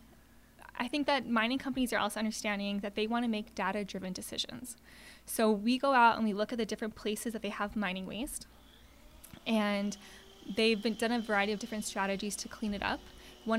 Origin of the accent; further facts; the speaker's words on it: Santa Fe, New Mexico, United States; moved away; also born or lived in Arizona; I grew up in Santa Fe, New Mexico